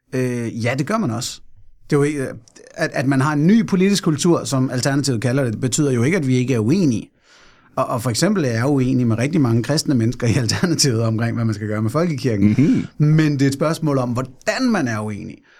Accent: Fredensborg, Capital Region of Denmark, Denmark; jeg er født og opvokset i Fredensborg, Nordsjælland

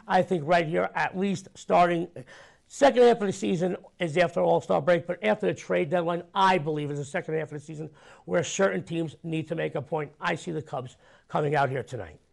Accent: New York, United States; I'm a New Yorker

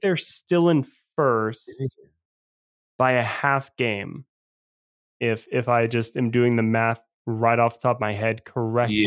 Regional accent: Atlanta, Georgia, United States; growing up in Atlanta

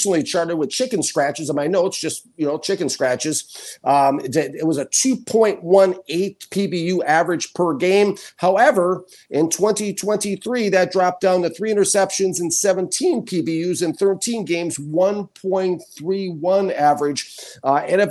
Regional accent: Minnesota, United States; now in Key West, United States; I'm from Minnesota.

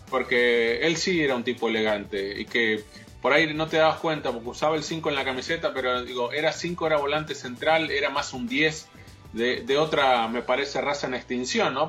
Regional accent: Argentina; yo como argentino

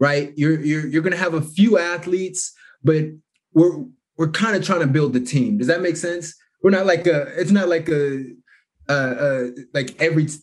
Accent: Kansas City, Missouri, United States; also born or lived in Shawnee Mission, Kansas; I was born in Kansas, but yeah, raised in Missouri, Kansas City.

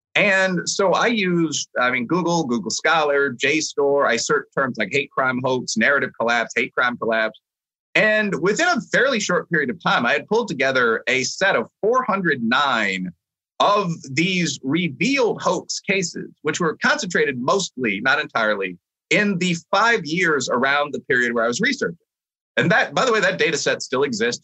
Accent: Chicago, Illinois, United States; moved away; I had a lot of friends that went to, you know, Loyola, DePaul, U Chicago, the schools in the area, because I'm a Chicagoan by background

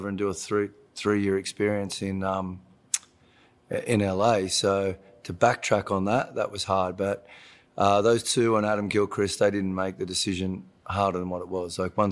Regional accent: Australia; moved away as an adult; now in Los Angeles, United States; So to go back to my home state, go to live in my home city

